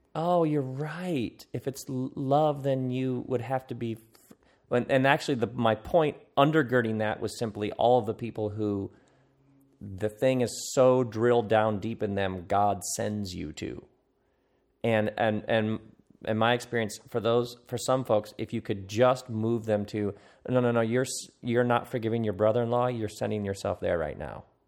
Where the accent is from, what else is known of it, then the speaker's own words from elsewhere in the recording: Okemos, Michigan, United States; I come from Okemos, Michigan.